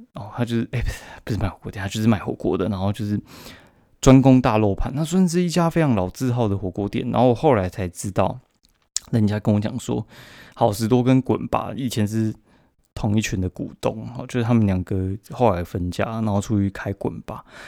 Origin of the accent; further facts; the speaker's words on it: Kaohsiung, Taiwan; 我高雄人